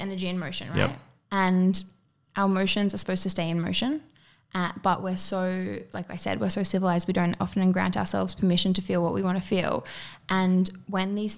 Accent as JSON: {"language": "English", "town": "Byron Bay", "region": "New South Wales", "country": "Australia", "tie": "born or raised there", "said": "I grew up in Byron"}